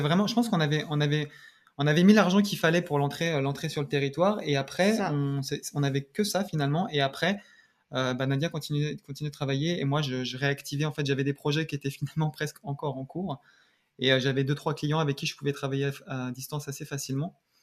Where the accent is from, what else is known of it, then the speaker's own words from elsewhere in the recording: Seine-Saint-Denis, Île-de-France, France; moved away as an adult; also born or lived in Paris; now in Canada; je suis né à Paris et j'ai grandi en région parisienne, dans, en Seine-Saint-Denis